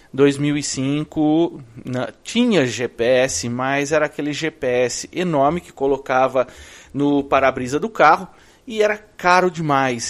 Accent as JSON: {"language": "Portuguese", "country": "Brazil", "also_born_or_lived": "Orlando, United States", "moved": "as an adult", "lives_now": "Orlando area, United States", "said": "Eu vim de lá do Brasil em 2005."}